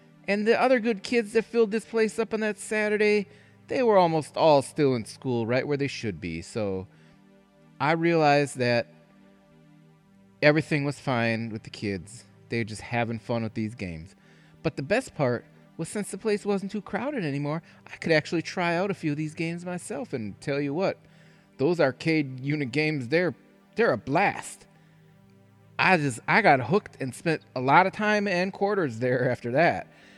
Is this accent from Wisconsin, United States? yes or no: yes; Wisconsin, United States; I never shot a gun in my life. Even growing up in Wisconsin, I never hunted, never shot a gun.